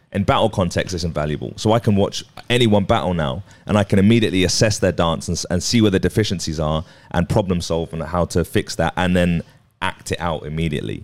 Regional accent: Watford, East of England, United Kingdom; I was from Watford

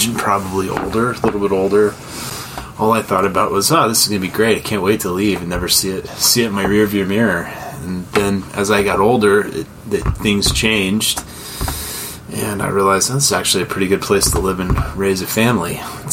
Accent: Oklahoma City, Oklahoma, United States; I grew up in Oklahoma City, Oklahoma. not too far from where I actually live right now.

